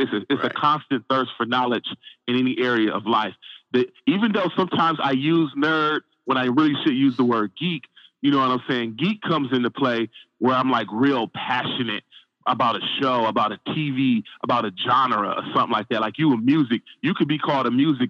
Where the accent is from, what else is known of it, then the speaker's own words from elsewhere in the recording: Saginaw, Michigan, United States; also born or lived in Flint, Michigan; I'm from Saginaw, Michigan. Born in Flint, but raised in Saginaw pretty much my whole life.